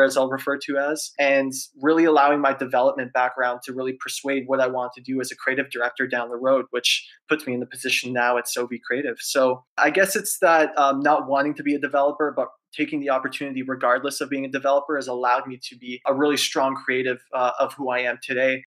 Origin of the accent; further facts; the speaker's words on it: Toronto, Ontario, Canada; So super happy to be a Torontonian